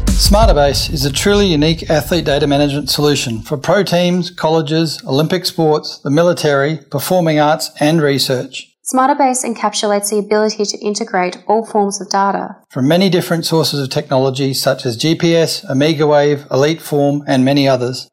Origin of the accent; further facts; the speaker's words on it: Italy; moved away as an adult; also born or lived in Bologna, Italy / Netherlands; now in San Francisco, United States; from Italy, I, I was uh, in Italy until I think I was 25